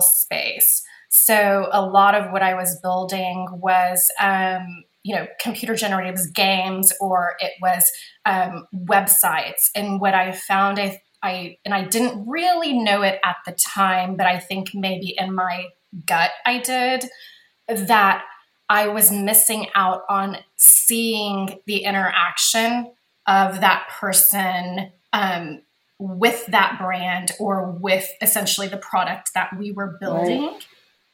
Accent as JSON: {"language": "English", "town": "Corpus Christi", "region": "Texas", "country": "United States", "tie": "born or raised there", "also_born_or_lived": "San Antonio / Austin / Dallas", "moved": "as an adult", "lives_now": "Los Angeles, United States", "said": "I am Texas born and raised. I actually grew up in Corpus Christi."}